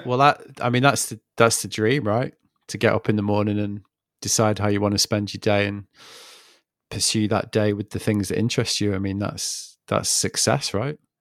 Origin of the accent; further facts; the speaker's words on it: England, United Kingdom; moved away as an adult; now in France; I'm from England